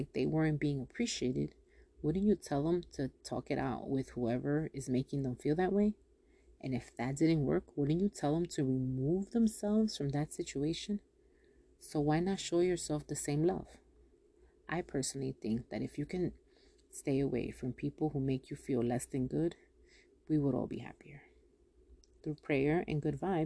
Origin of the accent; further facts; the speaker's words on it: Yonkers, New York, United States; I'm from Yonkers.